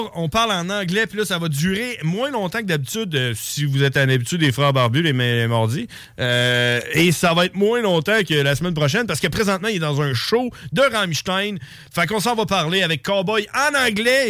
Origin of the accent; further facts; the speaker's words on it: Neuville, Quebec, Canada; moved away; on vient de Neuville. Hein. On, on, a grandi là quand on était jeune.